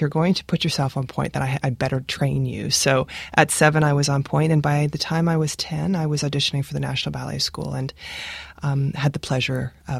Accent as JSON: {"language": "English", "town": "Regina", "region": "Saskatchewan", "country": "Canada", "tie": "born or raised there", "said": "Yes, I was born in Regina."}